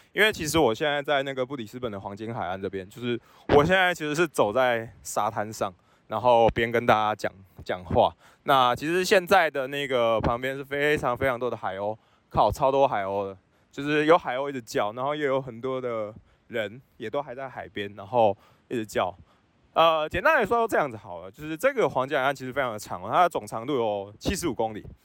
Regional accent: Taiwan; 我是台湾人

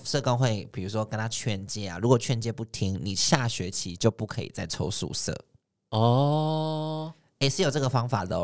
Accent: Taichung, Taiwan; moved away as an adult; now in Taipei, Taiwan; 我是从台中上来的嘛，嗯。然后我到台北，呃，十八岁大一那一年，开始在外面租房子

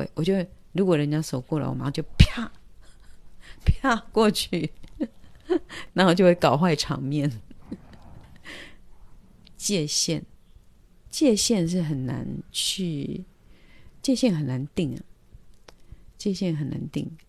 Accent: Taiwan; 我们台湾人就是像我啦，人家来摸我话，我第一个动作在啪，马上把他打走。

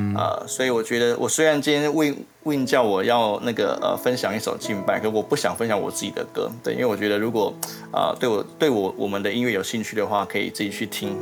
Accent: southern Taiwan, Taiwan; also born or lived in Kaohsiung; 我跟我妈妈在高雄，对，啊，我来自南部，对，对，呃，在高雄不断地流浪每一间教会

